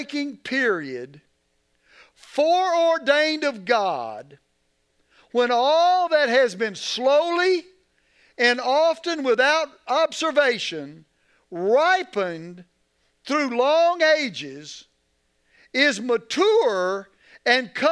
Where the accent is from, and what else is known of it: United States